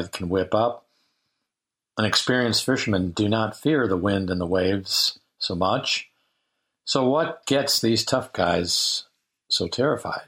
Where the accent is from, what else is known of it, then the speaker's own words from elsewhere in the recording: Lake Michigan, Midwest, United States; now in Centralia, Missouri, United States; I grew up on Lake Michigan